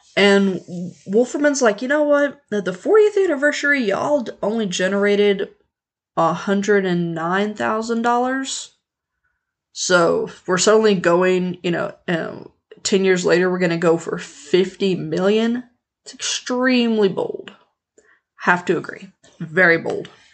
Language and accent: English; Leavenworth, Kansas, United States; my hometown of Leavenworth, Kansas